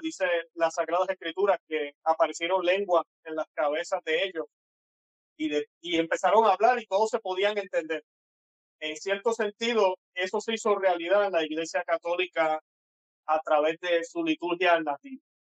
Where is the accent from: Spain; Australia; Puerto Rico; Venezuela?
Puerto Rico; soy puertorriqueño, tengo un acento un poco extraño tal vez para ustedes